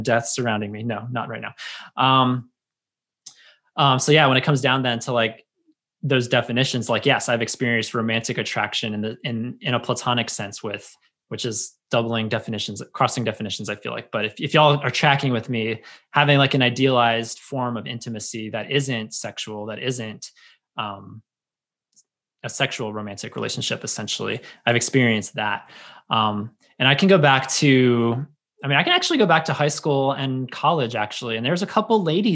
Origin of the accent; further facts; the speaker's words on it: United States; growing up in America and growing up in Christianity